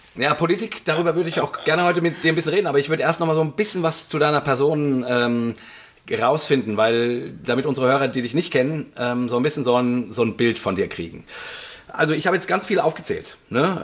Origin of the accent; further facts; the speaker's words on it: Langen, Hesse, Germany; moved away; ich bin ja in Langen aufgewachsen